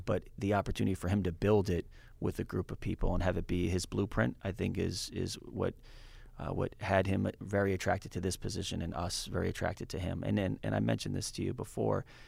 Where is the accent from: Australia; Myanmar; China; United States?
United States; New England; moved away as an adult; also born or lived in Minneapolis / San Francisco; as a kid from New England, uh, and growing up in New England